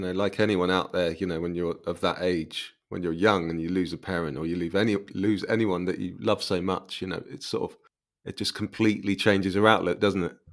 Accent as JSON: {"language": "English", "town": "Cambridge", "region": "East of England", "country": "United Kingdom", "tie": "born or raised there", "said": "that is my hometown"}